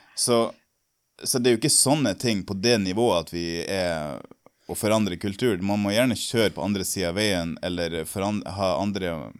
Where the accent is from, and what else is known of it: Norway; moved away